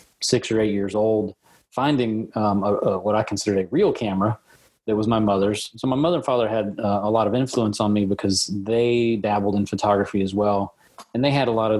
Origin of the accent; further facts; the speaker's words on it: Lexington, Kentucky, United States; also born or lived in Berea, Kentucky; So I grew up in Lexington, taking pictures around my neighborhood in Lexington, but we moved to Berea when I was in high school age